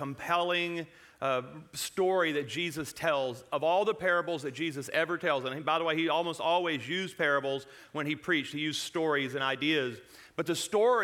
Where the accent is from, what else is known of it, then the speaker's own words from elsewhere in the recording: Louisiana, United States; now in Colorado, United States; I was born and raised in Louisiana